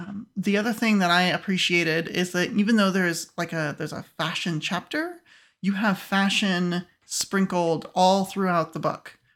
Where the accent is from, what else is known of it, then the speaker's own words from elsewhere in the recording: United States; as an American, uh, I'm used to eating beef all the time